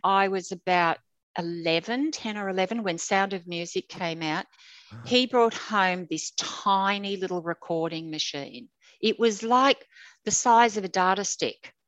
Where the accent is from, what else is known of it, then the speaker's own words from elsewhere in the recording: Sydney, New South Wales, Australia; now in Brisbane, Australia; I grew up in Sydney. I was born into an apartment in King's Cross